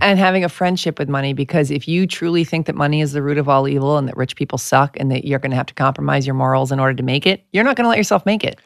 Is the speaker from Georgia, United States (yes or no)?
no; New York, United States; I'm from New York.